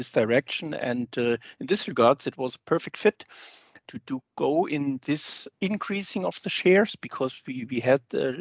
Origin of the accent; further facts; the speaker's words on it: Germany; I'm from Germany